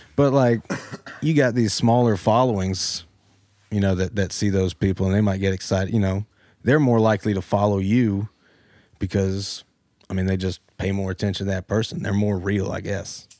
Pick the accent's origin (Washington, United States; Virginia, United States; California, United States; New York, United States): Virginia, United States; Powhatan; moved away as an adult; now in Newport News, United States; Born and raised in Powhatan, west of Richmond